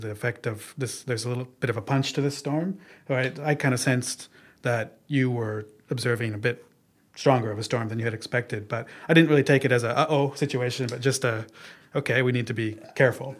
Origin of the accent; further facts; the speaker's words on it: Oregon, United States; moved away as an adult; also born or lived in Mie Prefecture, Japan; now in Japan; I'm from Oregon in the United States and we don't get tropical cyclones